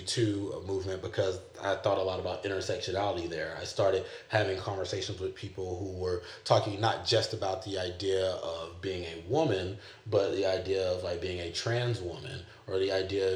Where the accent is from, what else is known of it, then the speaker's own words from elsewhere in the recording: the South, United States; now in California, United States; my context growing up in the South.